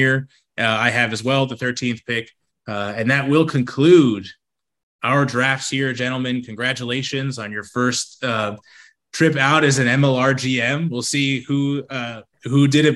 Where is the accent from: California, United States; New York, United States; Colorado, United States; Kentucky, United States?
New York, United States; New York City; historically from Queens. So we're from Flushing